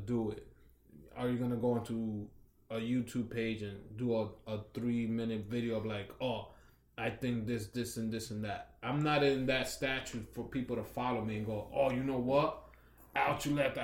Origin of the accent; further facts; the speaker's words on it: New York City, New York, United States; now in New Jersey, United States; Growing up in New York, it's Washington Heights, it was all Dominicans.